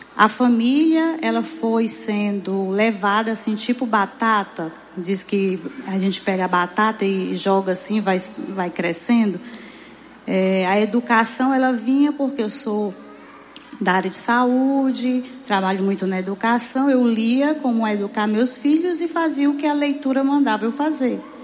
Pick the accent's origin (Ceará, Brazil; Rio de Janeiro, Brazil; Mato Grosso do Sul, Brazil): Ceará, Brazil; Fortaleza; eu morei a minha vida inteira em Messejana